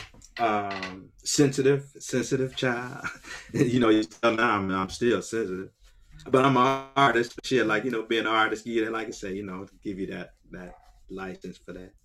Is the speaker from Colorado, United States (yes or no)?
no; Akron, Ohio, United States; Born in 1958, like I say, on West Akron, on Store Avenue between Lawton and Slauson, all right? All black neighborhood